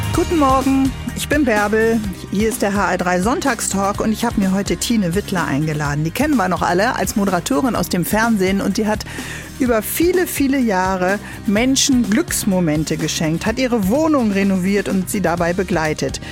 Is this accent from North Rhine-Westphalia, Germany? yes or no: no; Bremen, Germany; ich als Bremerin kenne das noch aus den 80ern und 90er